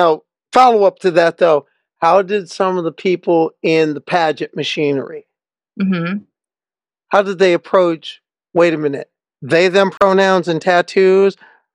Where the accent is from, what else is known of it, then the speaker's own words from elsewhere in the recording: Nebraska, United States; moved away; Even my home state's won this once. I'm originally from Nebraska.